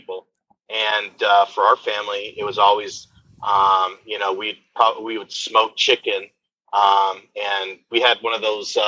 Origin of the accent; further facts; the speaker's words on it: Midland, Texas, United States; I actually grew up in Midland, Texas